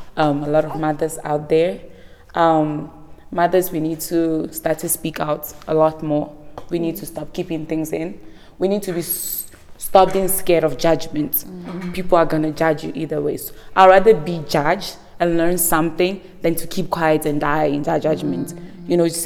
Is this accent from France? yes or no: no; Nigeria; I'm Nigerian